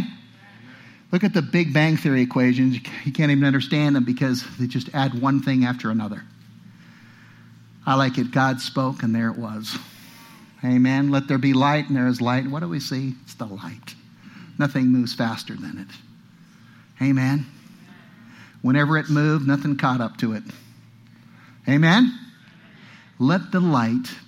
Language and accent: English; California, United States; now in Utah, United States; I come from California